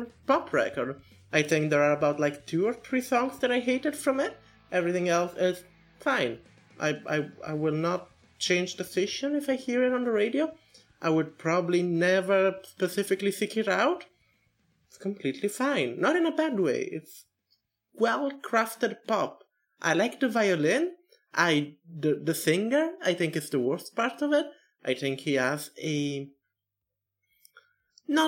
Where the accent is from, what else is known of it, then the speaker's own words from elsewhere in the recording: Italy; I'm from Italy